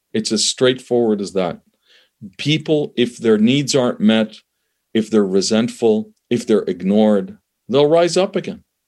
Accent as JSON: {"language": "English", "country": "Canada", "tie": "born or raised there", "also_born_or_lived": "Middle East", "said": "I'm from the Middle East originally. I was born there, immigrated to Canada, grew up in Canada"}